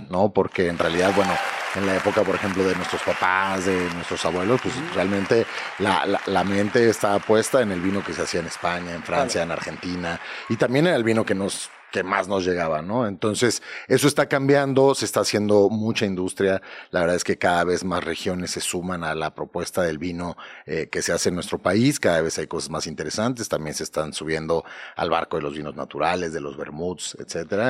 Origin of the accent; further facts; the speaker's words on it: Mexico; como consumidores mexicanos